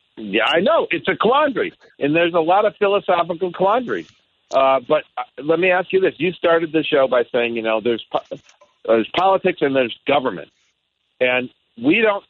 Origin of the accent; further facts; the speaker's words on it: Michigan, United States; also born or lived in Washington State; now in Washington, United States; I was born and raised in Michigan